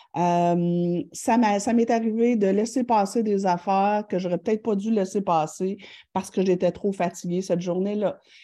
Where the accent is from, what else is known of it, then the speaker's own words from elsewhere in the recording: Thetford Mines, Quebec, Canada; je viens de Tetford Mind